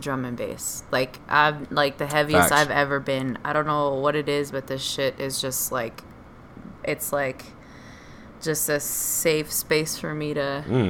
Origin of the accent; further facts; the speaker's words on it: New Jersey, United States; I am from New Jersey